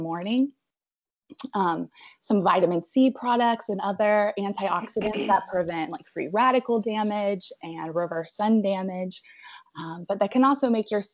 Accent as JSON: {"language": "English", "town": "Abingdon", "region": "Virginia", "country": "United States", "also_born_or_lived": "Spartanburg, South Carolina / Roanoke, Virginia", "moved": "as an adult", "lives_now": "Asheville, United States", "said": "I'm originally from Abingdon, Virginia, so Southwest Virginia"}